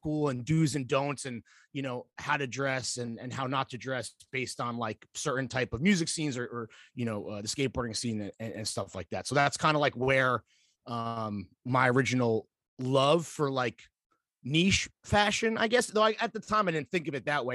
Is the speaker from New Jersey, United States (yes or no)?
yes; Mahwah, New Jersey, United States; moved away; also born or lived in North Carolina; I am from Mahwah, New Jersey, which is in Bergen County